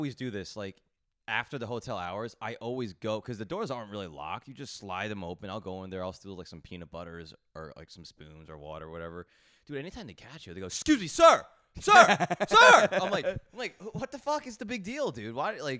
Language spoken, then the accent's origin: English; New York, United States; As a New Yorker, you're like, what the fuck is this?